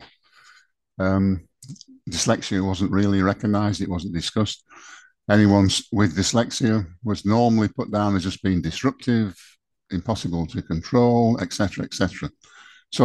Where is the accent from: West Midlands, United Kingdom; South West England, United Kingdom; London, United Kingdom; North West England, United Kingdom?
North West England, United Kingdom; Chorley; I'm from Chorley.